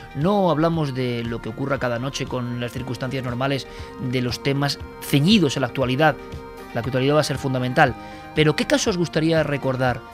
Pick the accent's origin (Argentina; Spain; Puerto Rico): Spain; en nuestro país